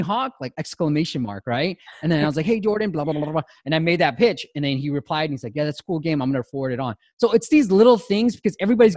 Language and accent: English; Myanmar; moved away; I was born in Burma.